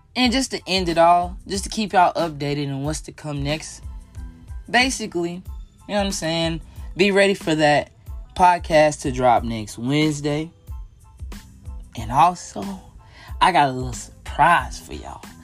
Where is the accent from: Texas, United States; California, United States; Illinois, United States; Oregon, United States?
Texas, United States; growing up in Texas, being around Cowboys fans